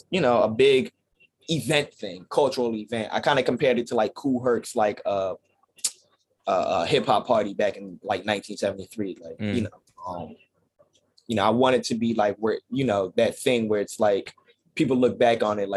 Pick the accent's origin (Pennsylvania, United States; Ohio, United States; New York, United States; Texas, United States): Pennsylvania, United States; Philadelphia; I'm from Philly.